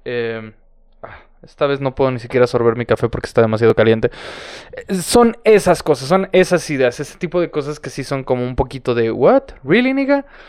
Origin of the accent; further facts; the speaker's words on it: San Luis Potosí, Mexico; San Luis Potosí, señoras y señores, mi, mi ciudad natal